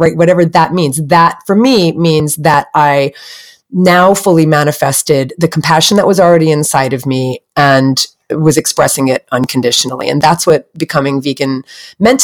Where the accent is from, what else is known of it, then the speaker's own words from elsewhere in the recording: New Jersey, United States; I grew up on the East Coast in New Jersey in the States